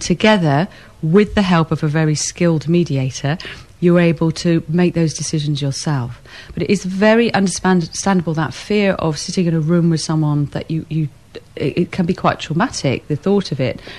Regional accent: England, United Kingdom; we're English

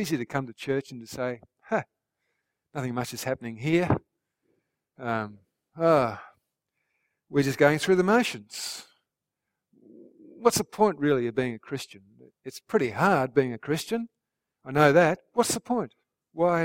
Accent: Australia; our fellow Australians

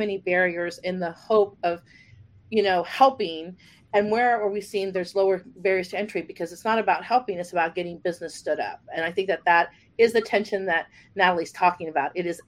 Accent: Texas, United States; because I'm from Texas and I spent a lot of time in Oklahoma

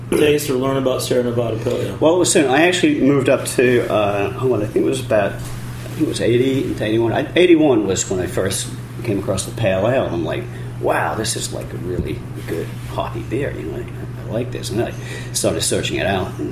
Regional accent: England, United Kingdom; also born or lived in Eureka, California; now in United States; I was from England, so you know, I left real ale behind when I moved to the States.

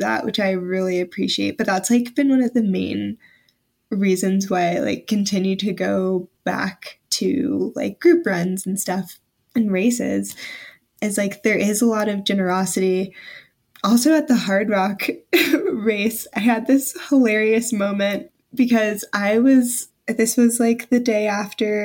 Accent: the South, United States; I'm from the South, so I'm not used to extremely cold weather or anything

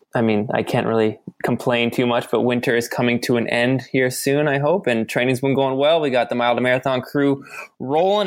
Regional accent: Ontario, Canada; now in Vancouver, Canada; I'm from Ontario, so it reminds me of home a little bit.

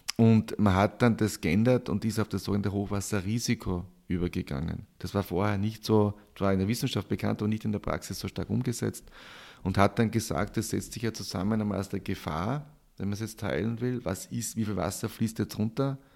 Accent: Styria, Austria; moved away; Ich komme ursprünglich aus der Steiermark, aus einem kleinen Ort, aus einer landwirtschaftlichen Familie

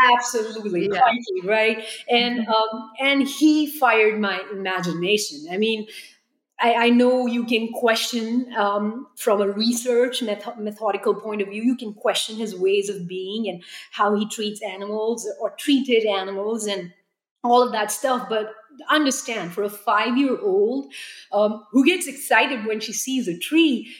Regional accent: New Delhi, Delhi, India; now in United States; growing up in New Delhi

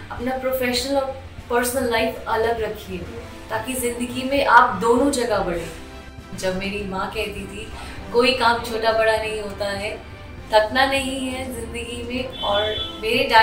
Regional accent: Delhi, India; also born or lived in Rohtak; मेरा जन्म रोहतक हरियाणा में हुआ था और मैं दिल्ली से हूँ अब मेरी ब्रिंगिंग अपब्रिंगिंग दिल्ली में ही हुई है

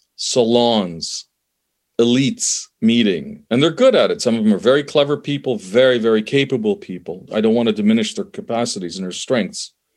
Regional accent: Canada; also born or lived in Middle East; I'm from the Middle East originally. I was born there, immigrated to Canada, grew up in Canada

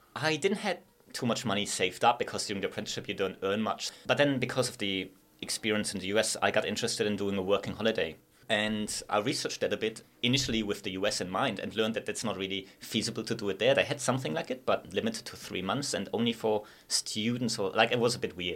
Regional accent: Sindelfingen, Baden-Württemberg, Germany; English is a second language; moved away as an adult; also born or lived in Innsbruck, Austria; now in Gold Coast, Australia; I'm from a place called Zindutingen. It's like the home of Mercedes

